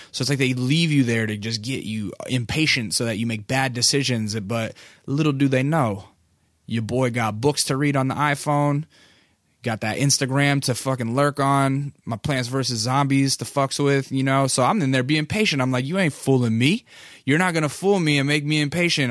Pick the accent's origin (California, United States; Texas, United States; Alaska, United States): Alaska, United States; now in Culver City, United States; I'm from Alaska